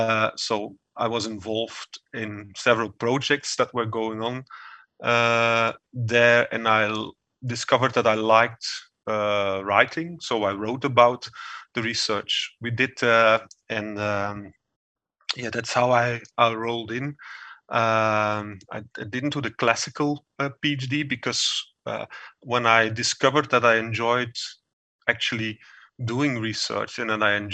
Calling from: Geel, Flanders, Belgium; I'm calling from my home office in Geel, a beautiful small city in Belgium.

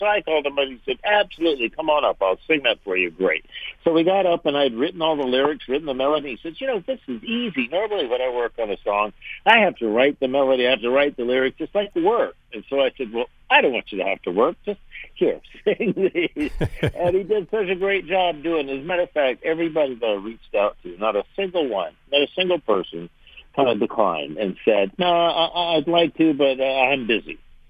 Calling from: Orlando, Florida, United States; I'm down in Florida, in Orlando, Florida. I'm working at Epcot for the next few days.

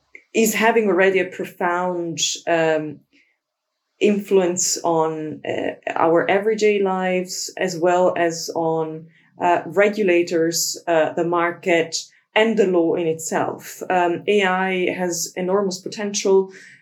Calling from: London, United Kingdom; I'm calling in from London, the rainy London.

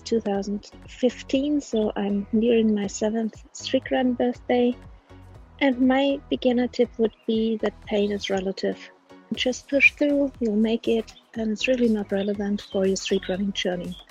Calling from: Munich, Bavaria, Germany; I'm calling from Munich in Bavaria, Germany

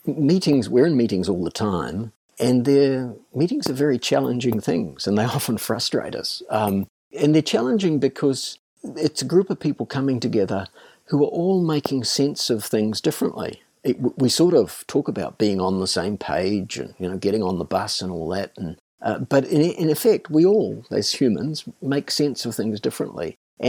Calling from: Paekakariki, Wellington, New Zealand; So I'm calling in from a little village called Paikakariki in New Zealand, which is just north of Welling.

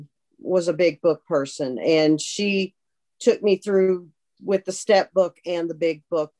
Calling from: North Olmsted, Ohio, United States; I'm an alcoholic. I am calling in from North Olmsted, Ohio, which is a western suburb of Cleveland. Crazy weather right now, but it is where I live.

